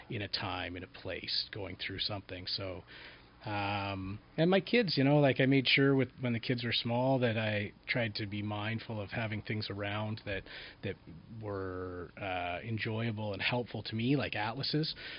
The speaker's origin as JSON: {"language": "English", "town": "Collingwood", "region": "Ontario", "country": "Canada", "tie": "born or raised there", "also_born_or_lived": "Niagara region", "said": "raised in a small town mm-hmm. in Southern Ontario called Collingwood"}